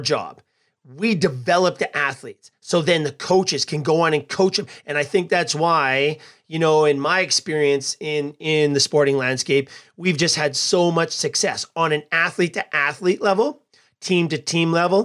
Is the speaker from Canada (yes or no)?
yes; Edmonton, Alberta, Canada; here in my hometown of Edmonton